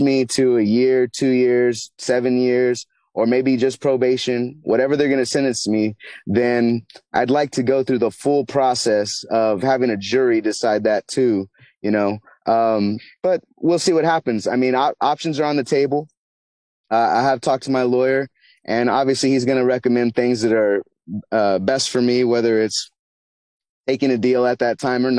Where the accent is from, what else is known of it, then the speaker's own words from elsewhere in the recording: United States; I'm an American